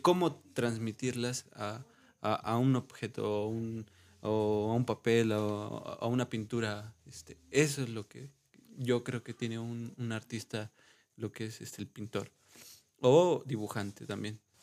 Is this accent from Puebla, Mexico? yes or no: yes; Puebla, Mexico; now in Dolores Hidalgo, Mexico; soy originario de Puebla